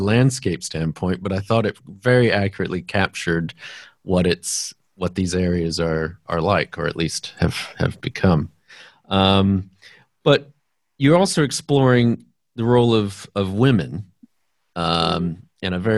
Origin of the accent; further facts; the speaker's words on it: San Antonio, Texas, United States; I was born and raised in Texas